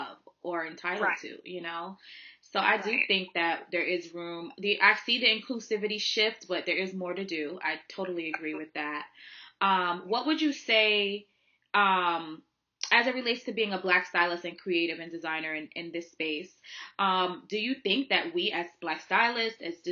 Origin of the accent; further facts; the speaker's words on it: New York City, New York, United States; I'm from Harlem